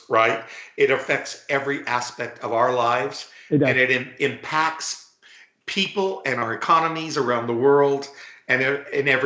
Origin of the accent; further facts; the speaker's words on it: South Texas, United States; I grew up in Texas, and a lot of people look at that chubby, bald, gay Latino from South Texas